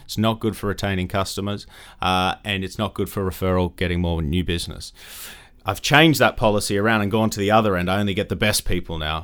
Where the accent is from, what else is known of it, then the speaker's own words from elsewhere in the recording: Australia; moved away; grew up in Australia, as you can probably tell from my accent